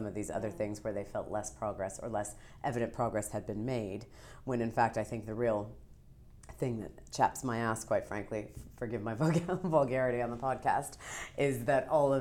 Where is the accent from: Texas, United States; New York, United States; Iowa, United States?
New York, United States; I'm a New Yorker